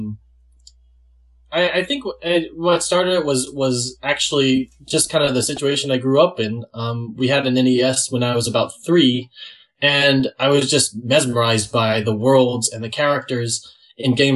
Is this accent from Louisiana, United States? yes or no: yes; Gonzales, Louisiana, United States; I've been living here in Louisiana, a small town called Gonzales, kind of close to Baton Rouge, my whole life